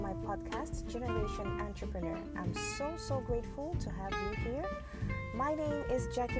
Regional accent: Cameroon; I'm from Cameroon in West Africa

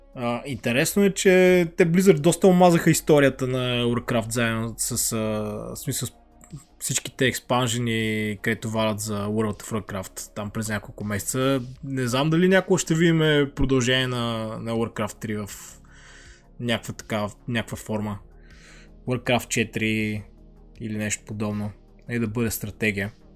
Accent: Lovech, Lovech Province, Bulgaria; в моя роден град Ловеч

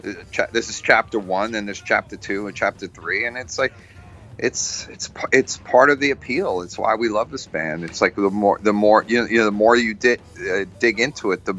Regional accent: Galicia, Spain; I'm from Galicia, from the southernmost, from Spain, the northwest corner of Spain

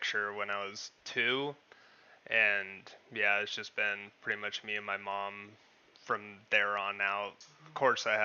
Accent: Parker, Arizona, United States; moved away as an adult; also born or lived in Pennsylvania; town in Arizona called Parker. Grew up there most of my life

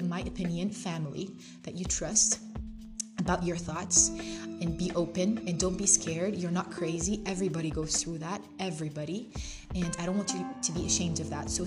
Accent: Jordan; moved away as an adult; now in Algeria; I study abroad in Algeria, and I'm from Jordan

